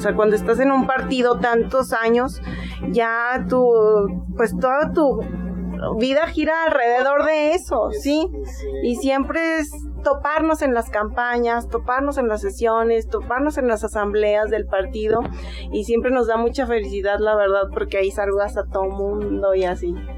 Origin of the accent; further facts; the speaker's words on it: Aguascalientes, Mexico; Yo soy de aquí de Aguascalientes, hidrocálida